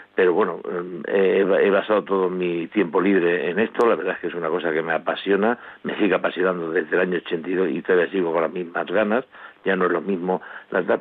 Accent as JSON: {"language": "Spanish", "region": "Extremadura", "country": "Spain", "also_born_or_lived": "Vicálvaro, Madrid", "moved": "yes", "lives_now": "Madrid, Spain", "said": "soy de origen extremeño, llego a Vicalo en los años 70 buscando trabajo"}